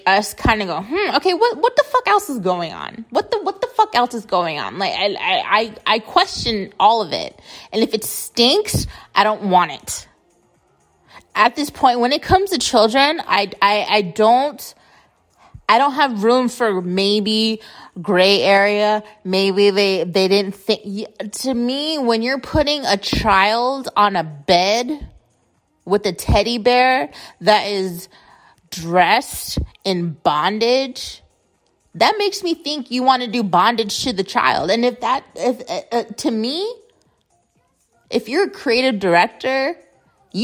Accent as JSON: {"language": "English", "country": "United States", "tie": "born or raised there", "said": "I grew up in America."}